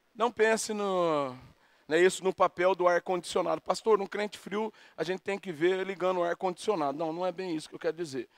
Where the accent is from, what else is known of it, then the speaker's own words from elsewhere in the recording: Brazil; nós somos brasileiros aqui